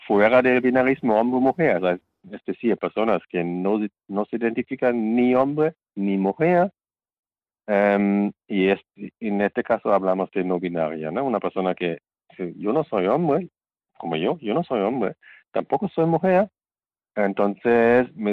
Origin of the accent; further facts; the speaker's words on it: Germany; now in Spain; el Estado civil que yo tengo en mi país de origen, en mi caso Alemania, tiene que ser respetado por el país a donde voy.